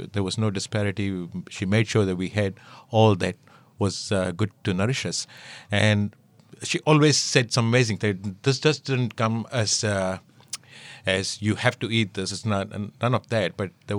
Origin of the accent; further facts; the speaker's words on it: India; Being an Indian and being raised in that surrounding, we always learned to appreciate what you added in the food